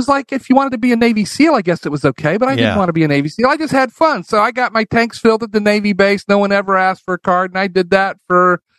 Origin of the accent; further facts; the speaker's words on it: Colombia; born there; Flew helicopter for Standard Oil, and that's why I was born in Colombia rather than America.